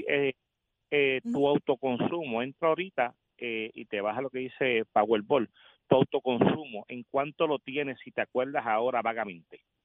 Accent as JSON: {"language": "Spanish", "country": "Puerto Rico", "also_born_or_lived": "Las Piedras, Puerto Rico", "said": "nosotros como típicos puertorriqueños"}